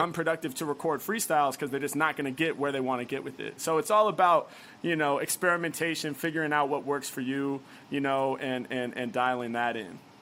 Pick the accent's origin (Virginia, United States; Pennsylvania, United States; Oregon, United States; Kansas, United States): Oregon, United States; Portland; now in Los Angeles, United States; I'm from Portland, Oregon, originally